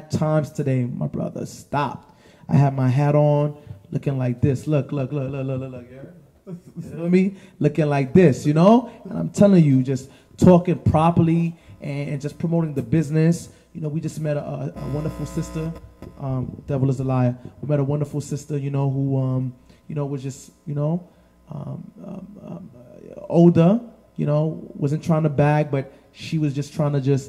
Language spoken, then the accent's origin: English; New York City, New York, United States; I'm from the Heights, but I rep the 9 too